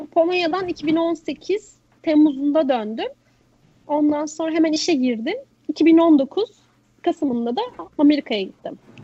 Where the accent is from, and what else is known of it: Turkey